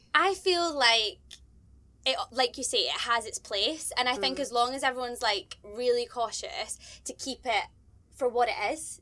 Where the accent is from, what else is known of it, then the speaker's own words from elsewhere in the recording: Scotland, United Kingdom; I am a Scottish presenter